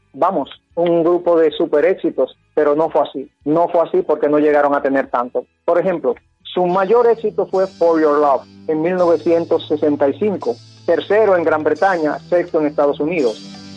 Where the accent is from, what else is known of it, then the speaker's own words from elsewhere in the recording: Santo Domingo, Dominican Republic; nuestra amada ciudad de Santo Domingo